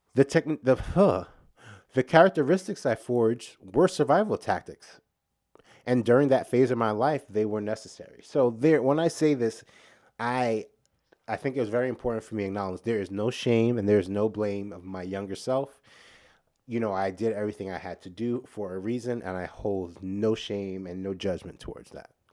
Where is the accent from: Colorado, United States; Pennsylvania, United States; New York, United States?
New York, United States; I'm from New York